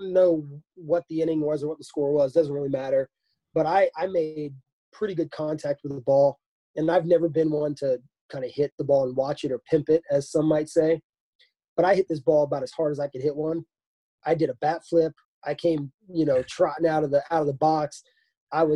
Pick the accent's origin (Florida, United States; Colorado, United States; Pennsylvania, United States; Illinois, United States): Florida, United States; Florida Keys, United States; I grew up in the Florida Keys